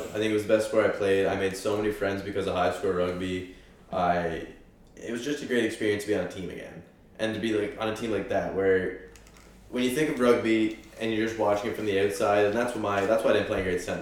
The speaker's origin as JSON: {"language": "English", "region": "Prince Edward Island", "country": "Canada", "tie": "born or raised there", "said": "I'm a Canadian kid. I'm an Islander"}